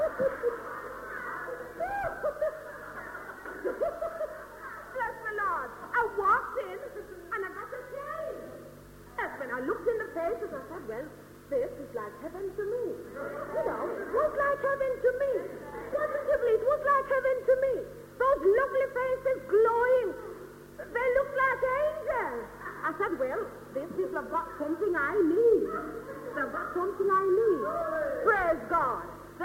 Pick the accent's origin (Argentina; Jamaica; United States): Jamaica; now in United Kingdom; I came from Jamaica